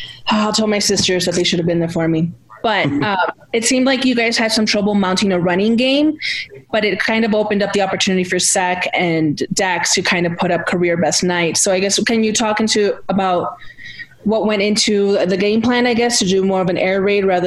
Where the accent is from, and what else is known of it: Texas, United States; moved away